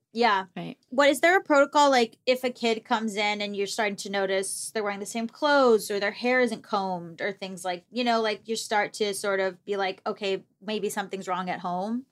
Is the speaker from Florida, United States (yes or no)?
yes; Florida, United States; I'm from Florida